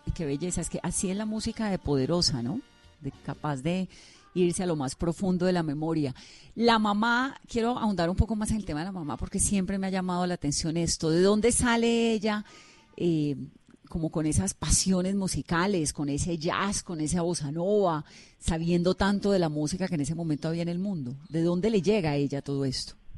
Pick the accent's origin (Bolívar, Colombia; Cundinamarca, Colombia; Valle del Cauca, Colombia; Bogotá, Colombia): Valle del Cauca, Colombia; Cali; yo soy caleña